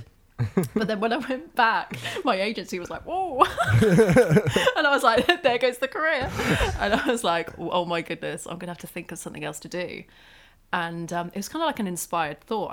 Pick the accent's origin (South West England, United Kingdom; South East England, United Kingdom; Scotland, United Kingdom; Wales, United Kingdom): South East England, United Kingdom; Isle of Wight; moved away; I grew up on the Isle of Wight